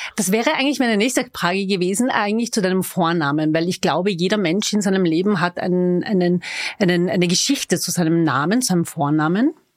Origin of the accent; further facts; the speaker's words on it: Vienna, Austria; Ich bin waschechte Wienerin